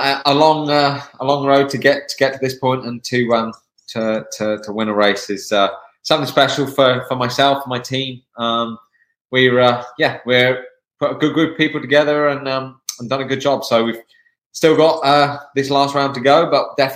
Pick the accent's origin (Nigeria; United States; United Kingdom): United Kingdom; England; moved away; I'm from the UK, I'm from England.